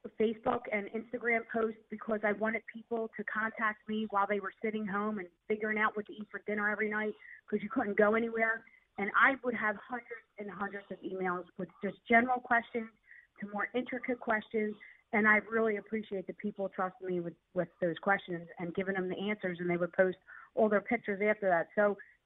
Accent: Philadelphia, Pennsylvania, United States; accent: South Philly; my South Philly accent

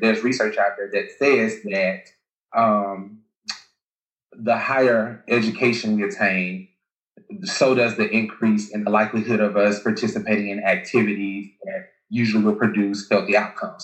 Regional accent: Alabama, United States; I'm from Alabama

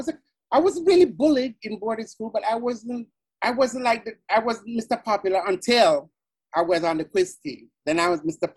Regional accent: Jamaica; moved away; back in Jamaica, being on the quiz team was like being on American Idol, because it was a quiz competition amongst all the high

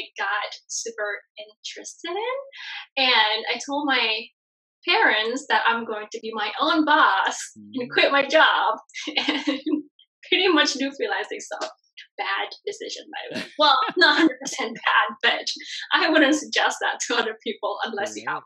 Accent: Bali, Indonesia; moved away; I'm originally from Bali, Indonesia. So I'm from a third world country originally, only raised in a very traditional family

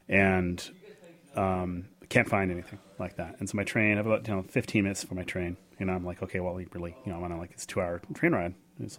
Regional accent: California, United States; I go over and I walk into the bar, and I lead off with, "Hi, I'm from California, and I have a strange question for you.

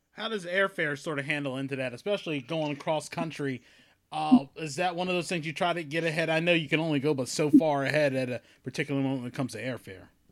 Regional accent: Maryland, United States; us being Marylanders, that you know, being a Marylander

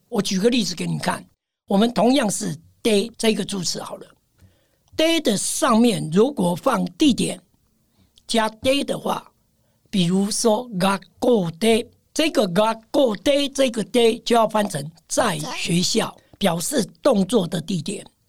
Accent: Taiwan; 站在台湾人学习日文的角度

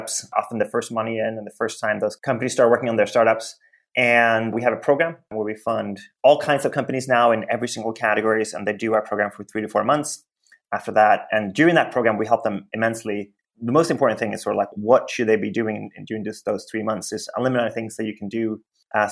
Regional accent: Sweden; now in United States; I came to the US a long time ago. I grew up in Sweden

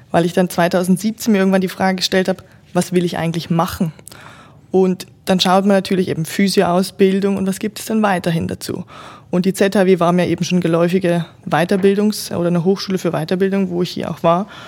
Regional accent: Germany; moved away as an adult; now in Switzerland; Ich komme ursprünglich aus Deutschland, wie unser Audioformat hier vielleicht gerade schon zeigt und bin jetzt doch seit 13 Jahren schon in der Schweiz, habe meinen ersten Job tatsächlich hier auch begonnen

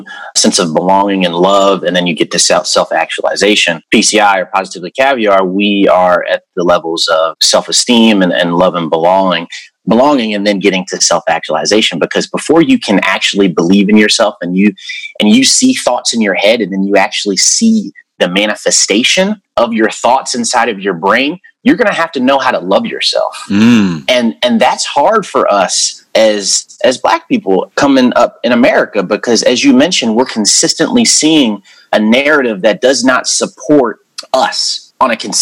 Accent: Howard County, Maryland, United States; I grew up in Howard County

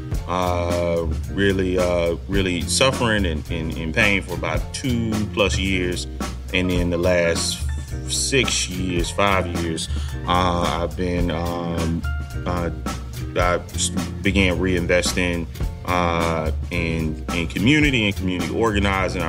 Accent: Fort Lauderdale, Florida, United States; also born or lived in Atlanta, Georgia; I'm from Fort Lauderdale, Florida

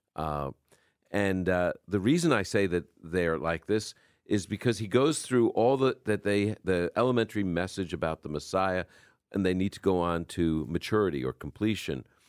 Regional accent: New York, United States; accent: New Yorker; also born or lived in Brooklyn; now in Chicago, United States; You can hear my New Yorker coming out

